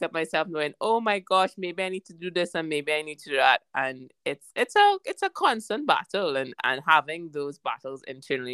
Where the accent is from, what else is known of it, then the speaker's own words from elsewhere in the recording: Trinidad & Tobago; moved away as an adult; also born or lived in Barbados / London; growing up, I was born in Trinidad. My mom's from Barbados, and I went to about 4 to 5 different primary schools and secondary schools.